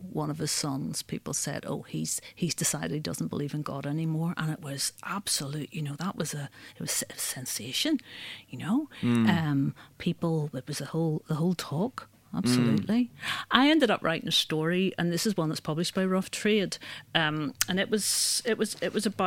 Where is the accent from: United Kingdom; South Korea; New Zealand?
United Kingdom; Northern Ireland; I'm from Northern Ireland, and it's a fairly religious